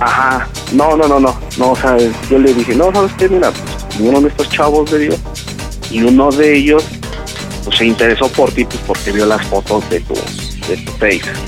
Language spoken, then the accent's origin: Spanish; Tizayuca, Hidalgo, Mexico; yo soy de Tizayuca